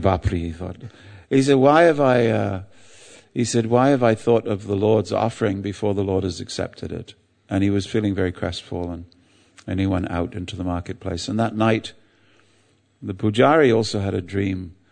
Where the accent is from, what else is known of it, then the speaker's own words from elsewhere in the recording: England, United Kingdom; I'm English